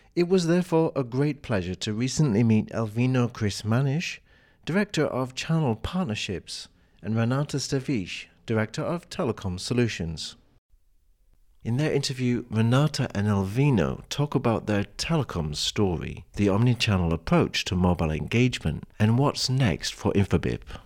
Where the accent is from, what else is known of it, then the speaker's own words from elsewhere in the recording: United Kingdom; being British